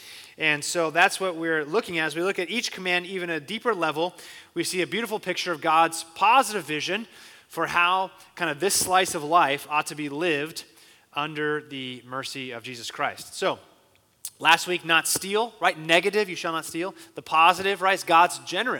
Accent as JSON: {"language": "English", "town": "Phoenix", "region": "Arizona", "country": "United States", "tie": "born or raised there", "said": "I was born and raised in Phoenix"}